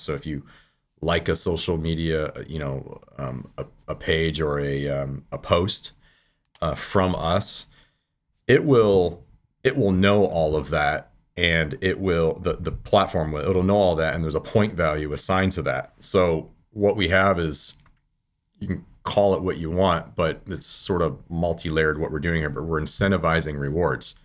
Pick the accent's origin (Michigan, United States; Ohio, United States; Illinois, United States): Michigan, United States; now in California, United States; I live in California now. I've been a, a hunter all of my life. I grew up in Michigan